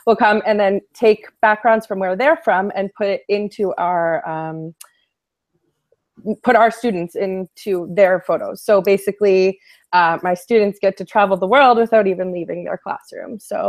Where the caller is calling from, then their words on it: Toronto, Ontario, Canada; I'm broadcasting here from Toronto today.